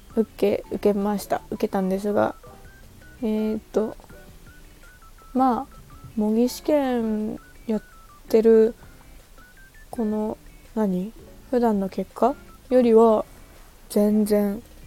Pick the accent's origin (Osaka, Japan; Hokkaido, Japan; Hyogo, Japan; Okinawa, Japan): Okinawa, Japan; moved away as an adult; 沖縄出身です。沖縄に帰ります。